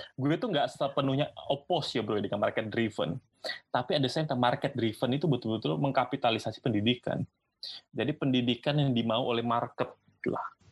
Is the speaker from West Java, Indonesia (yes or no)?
no; Singkawang, West Kalimantan, Indonesia; also born or lived in Pontianak / Melbourne; asalnya itu dari Singkawang, bro. Singkawang. Singkawang. Kalbar. Yes, Kalimantan Barat